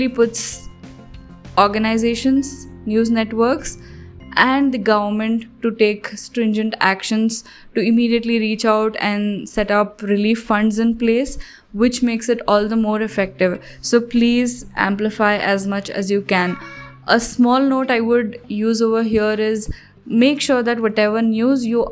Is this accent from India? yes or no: yes; Hyderabad, Telangana, India; I am from Hyderabad